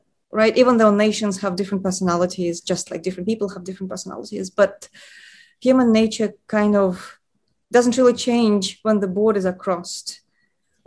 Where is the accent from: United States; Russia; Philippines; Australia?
Russia; moved away; I am originally from Russia